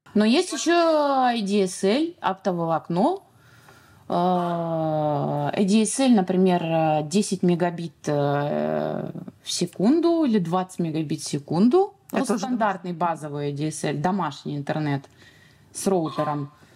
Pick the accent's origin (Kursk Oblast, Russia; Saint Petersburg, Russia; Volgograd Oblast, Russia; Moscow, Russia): Saint Petersburg, Russia; moved away as an adult; now in Tunisia; Я из города Санкт-Петербург